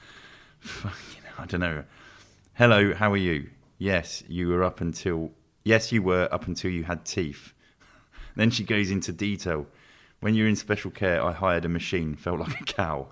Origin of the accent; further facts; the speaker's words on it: Luton, East of England, United Kingdom; I grew up in Luton